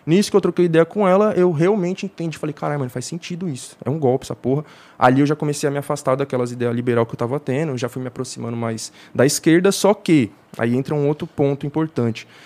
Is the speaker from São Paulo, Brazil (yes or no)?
yes; São Paulo, Brazil; born there; Eu nasci na Brasilândia. Nos anos 2000, a Brasilândia era um dos acho que o terceiro pior distrito de São Paulo para ser uma criança, tá ligado?